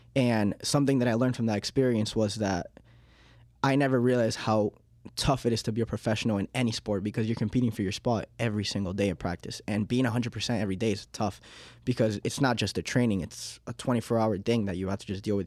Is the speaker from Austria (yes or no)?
no; Miami, Florida, United States; accent: Miami; English is a second language; also born or lived in Uruguay; now in Leominster, United States; I was born in Uruguay in nineteen ninety-eight, um, and in two thousand and two, when I was, like, three years old, um, I think it was three, yeah, three years old, um, we, uh, we moved to Miami, Florida